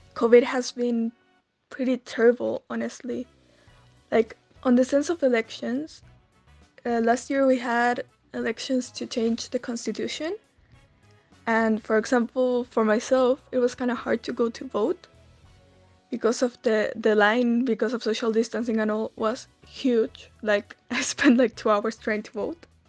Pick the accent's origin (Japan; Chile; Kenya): Chile; Santiago, Santiago Metropolitan Region; I'm from Santiago Chile in South America